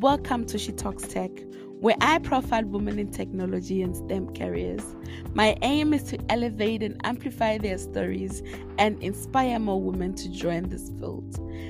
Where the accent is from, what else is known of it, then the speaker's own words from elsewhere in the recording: South Africa; now in Austria; from South Africa. I currently am residing in Austria.